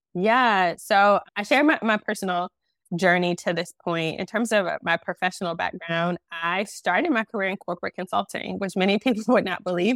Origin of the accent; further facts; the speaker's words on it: Detroit, Michigan, United States; moved away as an adult; now in Charlotte, United States; I am originally from Detroit. My husband is from Detroit. We grew up together.